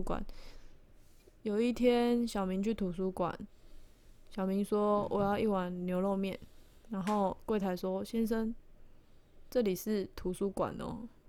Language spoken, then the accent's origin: Chinese; Taiwan; 虽然我也是台湾人啊